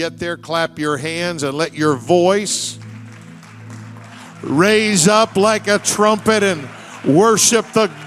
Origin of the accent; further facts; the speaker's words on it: New Brunswick, Canada; I grew up in New Brunswick, Canada